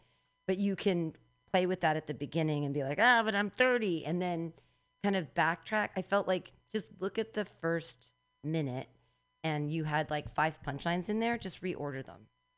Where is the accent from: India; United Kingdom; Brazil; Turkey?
India; Elijah, a chariot of fire, but I'm Indian, so we only feel that.